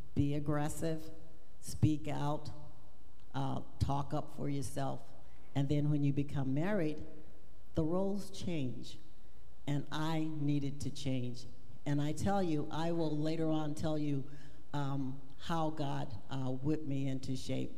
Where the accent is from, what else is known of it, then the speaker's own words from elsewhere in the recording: Louisiana, United States; I was raised in Louisiana